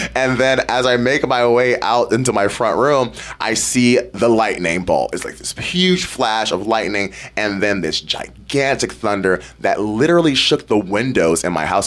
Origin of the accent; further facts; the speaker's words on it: Detroit, Michigan, United States; now in Ketchikan, United States; my hometown of Detroit, Michigan